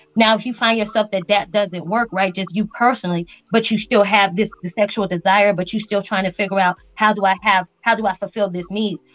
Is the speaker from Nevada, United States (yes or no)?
yes; Las Vegas, Nevada, United States; moved away as an adult; also born or lived in Spain; now in El Paso, United States; I grew up in Vegas, so that was home to me